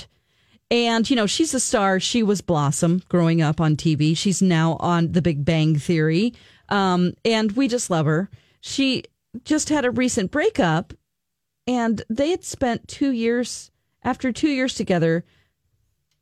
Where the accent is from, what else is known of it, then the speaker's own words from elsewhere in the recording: the South, United States; moved away; I'm from the South.